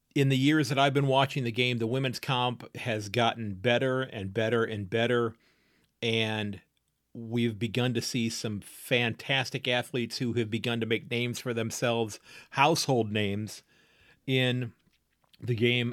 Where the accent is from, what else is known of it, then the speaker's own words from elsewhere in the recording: United States; as an American, as a Yank